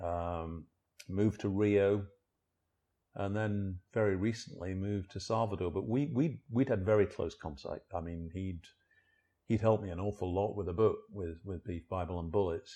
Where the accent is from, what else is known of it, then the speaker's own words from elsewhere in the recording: Sheffield, Yorkshire and the Humber, United Kingdom; moved away as an adult; also born or lived in Liverpool / South America / Central America / South Africa; now in London, United Kingdom; I was born in Sheffield in, in the South Yorkshire in, in England, so I'm a northerner